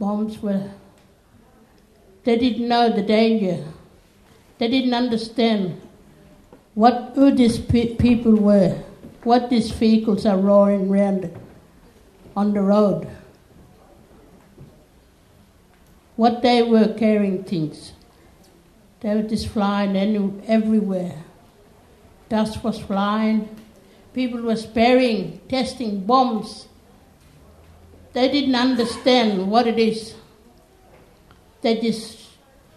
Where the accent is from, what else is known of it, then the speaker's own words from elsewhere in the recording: Yalata, South Australia, Australia; I'm from Yalada. My family's come from other side of Maralinga.